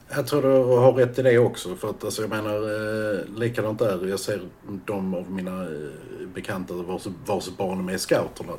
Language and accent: Swedish; Hörby, Skåne, Sweden; jag växte upp i lilla Hörby